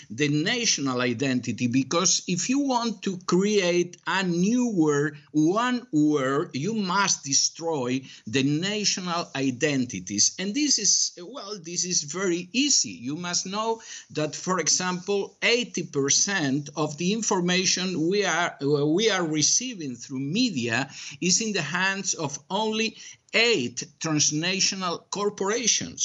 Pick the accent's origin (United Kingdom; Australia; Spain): Spain; moved away as an adult; now in Miami, United States; I was born and bred in Spain, but right now I'm American